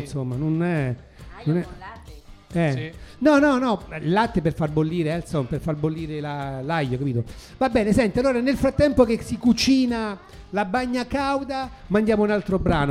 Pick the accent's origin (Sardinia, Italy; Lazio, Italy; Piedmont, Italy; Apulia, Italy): Lazio, Italy; Rome; now in Turin, Italy; io sono di Roma? Sono, sono un, un romano che si è trasferito a Torino